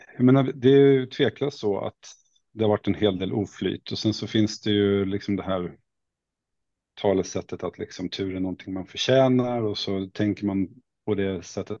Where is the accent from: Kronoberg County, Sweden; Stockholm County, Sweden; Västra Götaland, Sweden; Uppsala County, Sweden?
Stockholm County, Sweden; Åkersberga; moved away as an adult; also born or lived in Halmstad / Värend; Jag kommer egentligen från eh, Åkersberga, det kanske man inte vet var det ligger, men det ligger strax norr om Stockholm, men ute på landsbygden var det då i alla fall när jag växte